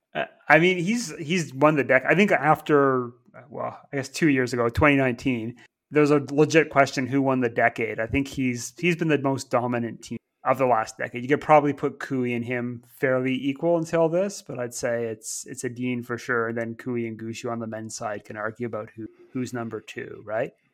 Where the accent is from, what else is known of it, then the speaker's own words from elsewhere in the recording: Canada; now in United Kingdom; growing up in Canada